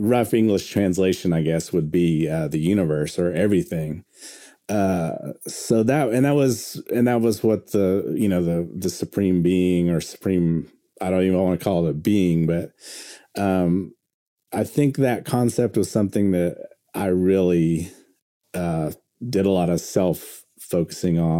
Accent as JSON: {"language": "English", "town": "Pawnee", "region": "Oklahoma", "country": "United States", "tie": "born or raised there", "said": "growing up in Oklahoma and growing up on, you know, in Pawnee, Oklahoma"}